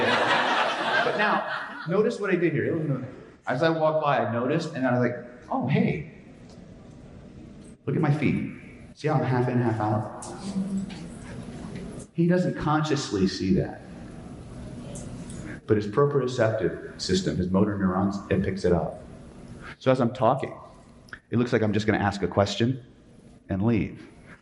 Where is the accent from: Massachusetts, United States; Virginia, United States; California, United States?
California, United States; I'm from California